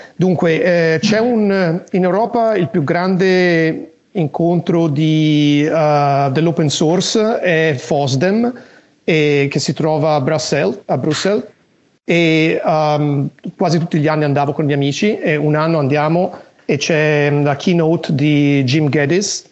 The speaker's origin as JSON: {"language": "Italian", "country": "Italy", "tie": "born or raised there", "also_born_or_lived": "United States / Tokyo, Japan", "moved": "as an adult", "lives_now": "Los Angeles, United States", "said": "sono nato e cresciuto in Italia"}